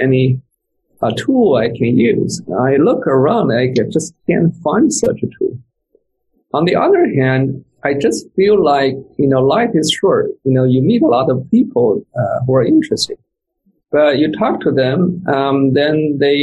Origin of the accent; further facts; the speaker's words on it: China; moved away; I came from China, so I still have my special accent.